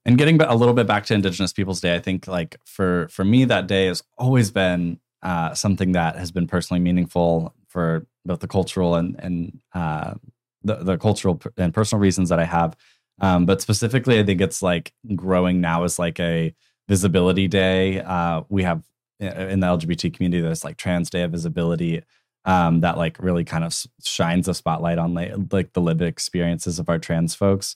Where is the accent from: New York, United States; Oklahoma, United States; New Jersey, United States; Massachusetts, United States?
Oklahoma, United States; Tulsa; moved away as an adult; moving back to my hometown after college